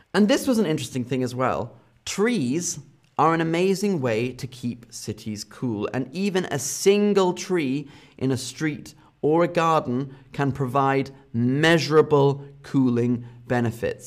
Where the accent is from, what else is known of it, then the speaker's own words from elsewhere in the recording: United Kingdom; my home country, in the U K